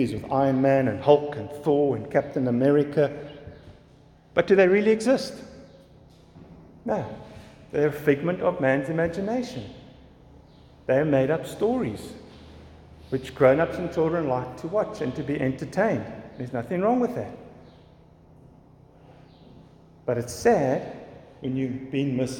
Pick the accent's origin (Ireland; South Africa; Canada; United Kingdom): South Africa; Fish Hoek, Western Cape; Where I grew up in Fishhook, which was down the road from Komiki, we had the Slunkop Lighthouse, Komiki Lighthouse